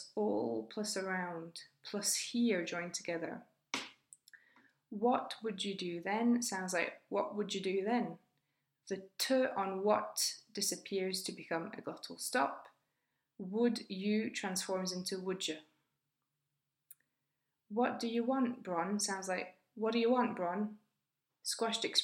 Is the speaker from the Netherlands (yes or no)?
no; United Kingdom; I was born in 1985 and I'm British